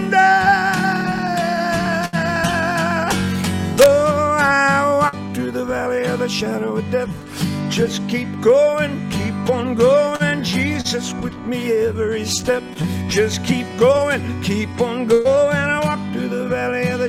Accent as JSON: {"language": "English", "town": "New York City", "region": "New York", "country": "United States", "said": "I come from New York City where cursing is a second language"}